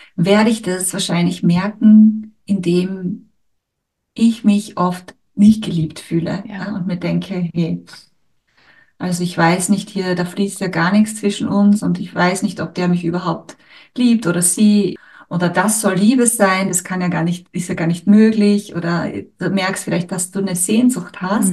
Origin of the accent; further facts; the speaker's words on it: Styria, Austria; accent: Austrian, Styrian; ich spreche jetzt zum Beispiel Deutsch oder mein Dialekt ist jetzt österreichisch, steirisch